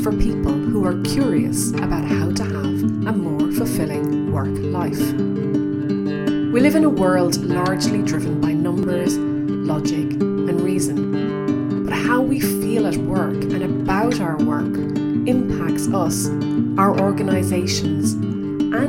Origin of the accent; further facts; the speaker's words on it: County Kerry, Ireland; now in England, United Kingdom; I'm from County Kerry. I live in England